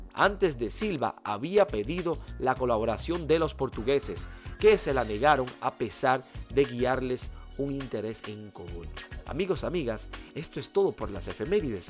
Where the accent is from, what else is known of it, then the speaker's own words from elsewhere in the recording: Dominican Republic; nuestro país, la República Dominicana